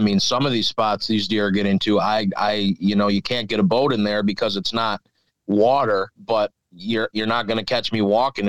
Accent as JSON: {"language": "English", "town": "Milwaukee", "region": "Wisconsin", "country": "United States", "tie": "born or raised there", "said": "I grew up in Milwaukee, actually."}